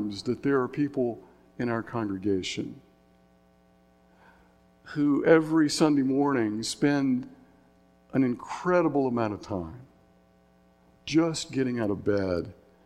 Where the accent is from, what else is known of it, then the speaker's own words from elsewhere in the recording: Signal Mountain, Tennessee, United States; my hometown, Signal Mountain, Tennessee